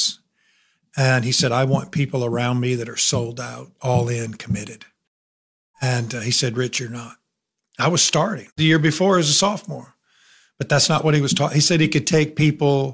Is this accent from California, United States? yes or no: no; Elkhart, Indiana, United States; moved away as an adult; also born or lived in Alabama; I was raised in northern Indiana, Elkhart. It's right on the Michigan line